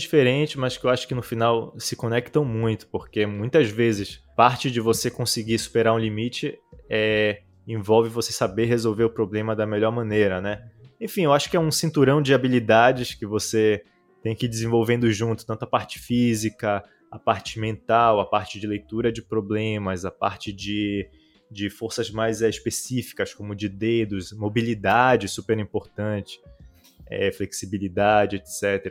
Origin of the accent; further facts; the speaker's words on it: Belém, Pará, Brazil; moved away as an adult; now in Israel; Eu sou de natural de Belém do Pará, no norte do Brasil. Nasci lá, cresci lá